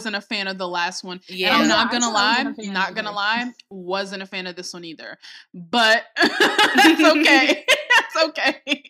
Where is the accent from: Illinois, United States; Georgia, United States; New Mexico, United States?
Illinois, United States; Chicago; as a Chicagoan